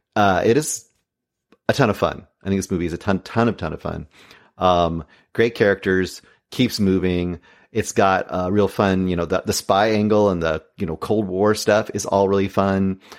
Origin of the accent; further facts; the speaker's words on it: Oregon, United States; I was born in Oregon.